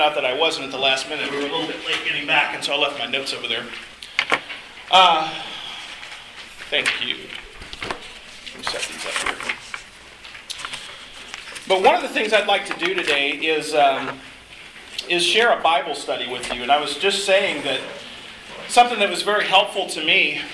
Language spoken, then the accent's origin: English; Arkansas, United States; moved away as an adult; now in San Francisco, United States; I grew up around Arkansas, and so this is kind of my home stomping grounds, even though we call the West Coast home now